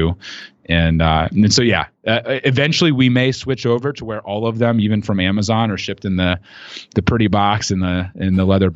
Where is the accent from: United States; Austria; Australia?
United States; rural Ohio; growing up in rural Ohio